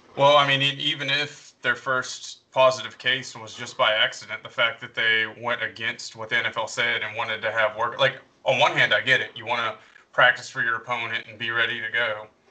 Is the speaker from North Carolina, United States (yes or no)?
yes; North Carolina, United States; moved away as an adult; now in Pittsburgh, United States; I was born in Pittsburgh, uh, but I moved up here for law school. I've lived in North Carolina most of my life